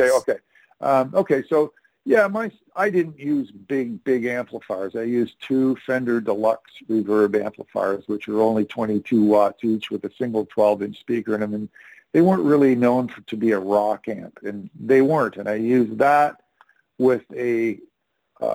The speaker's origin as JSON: {"language": "English", "town": "Sarnia", "region": "Ontario", "country": "Canada", "tie": "born or raised there", "also_born_or_lived": "Toronto", "said": "everybody moved back to their hometown, which was my hometown. It was called Sarnia, Ontario"}